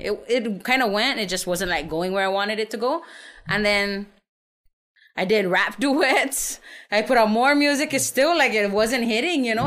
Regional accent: San Antonio, Texas, United States; also born or lived in Saipan; I'm from Saipan. I grew up in San Antonio, uh, born and raised

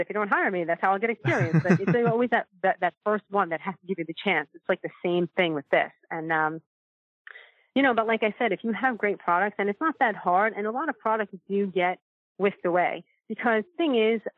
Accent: New York, United States; now in California, United States; I'm in California now. I'm from New York originally

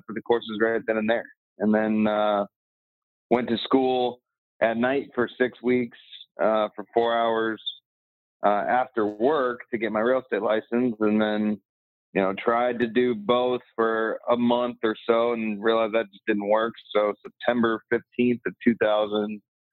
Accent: Iowa, United States; moved away as an adult; also born or lived in Des Moines, Iowa; now in Scottsdale, United States; Spent the first 25 years of my life in Iowa. Grew up in and around the farm type of living and in rural Midwest United States

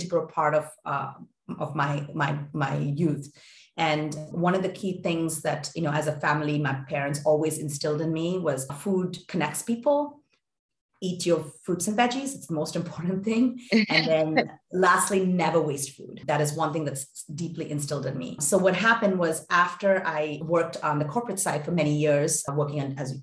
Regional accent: India; moved away as an adult; also born or lived in Boston; I grew up in India

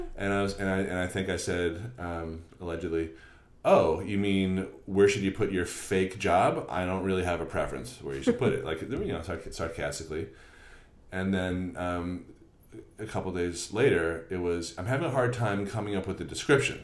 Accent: Newton, Massachusetts, United States; where I grew up in Newton

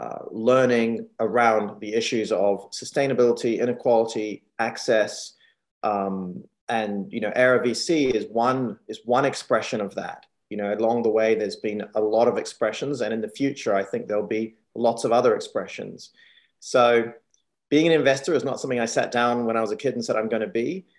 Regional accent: New Zealand; also born or lived in Hong Kong / United States; And, you know, I moved from Hong Kong as a teenager. So growing up in New Zealand and being born in Hong Kong, it's very interesting

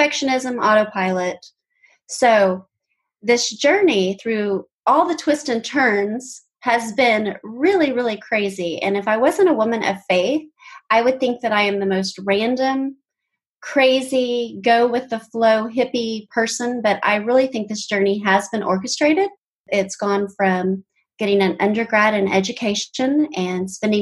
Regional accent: Tulsa, Oklahoma, United States; I grew up in Tulsa, Oklahoma

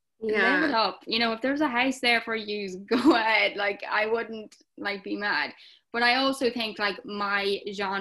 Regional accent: Ireland; I am an Irish TikToker.

